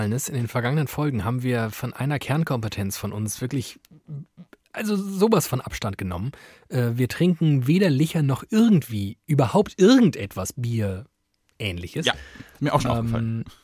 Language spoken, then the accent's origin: German; Germany; Ich glaube, sie haben relativ also so ein strukturelles Rassismusproblem, sage ich jetzt als Deutscher.